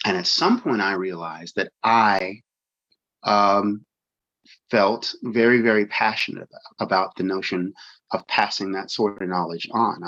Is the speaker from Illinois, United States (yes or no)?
no; Pittsburgh, Pennsylvania, United States; now in California, United States; I'm originally from Pittsburgh, Pennsylvania, and I've lived out here in California for a couple of decades